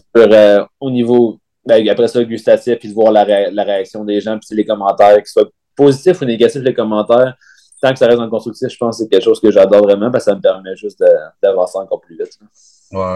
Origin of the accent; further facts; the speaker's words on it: Val-d'Or, Quebec, Canada; moved away as an adult; also born or lived in Sherbrooke; mon attachement pour, pour ma ville natale